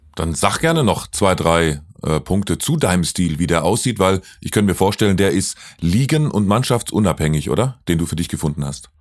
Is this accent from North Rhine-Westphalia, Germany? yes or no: no; Lake Constance, Baden-Württemberg, Germany; Ich bin ja, ich bin ja kein Hesse, ich komme ja vom Bodensee, bin ja Badner